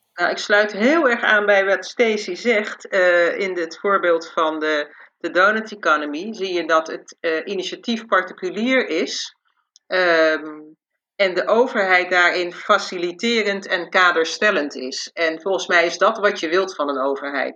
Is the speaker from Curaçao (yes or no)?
yes; Curaçao; ik ben zelf opgegroeid op Curaçao